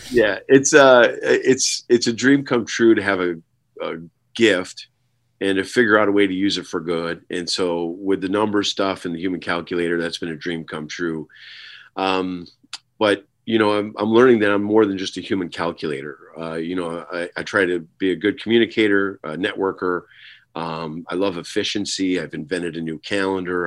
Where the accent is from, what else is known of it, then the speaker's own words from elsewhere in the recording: Herkimer, New York, United States; my hometown of Herkimer, New York